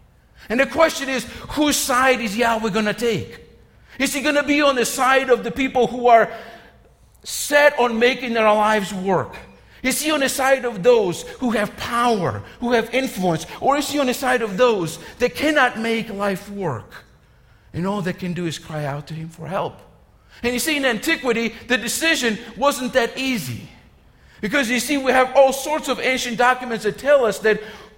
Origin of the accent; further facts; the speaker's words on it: Georgia, United States; You know, growing up in Georgia, I've talked about this. We didn't have many sports options, okay?